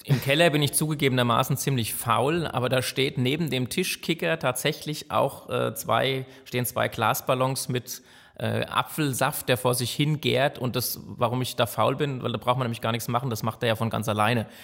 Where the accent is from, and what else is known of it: Frankfurt Rhine-Main region, Hesse, Germany